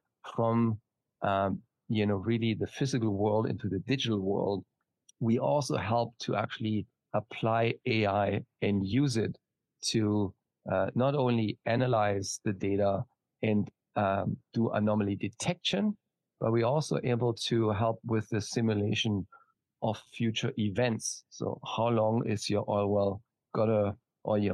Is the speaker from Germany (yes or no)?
yes; Germany; now in San Diego, United States; as you can probably hear from my slight accent, I'm not from Texas. I am from Germany originally. Currently, I'm based in San Diego